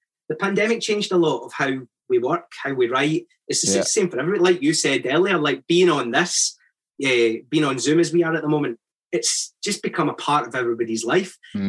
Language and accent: English; Paisley, Scotland, United Kingdom; moved away as an adult; also born or lived in Glasgow; now in London, United Kingdom; I'm from Paisley. I was born and brought up in Paisley, but I lived in Glasgow before I came to London.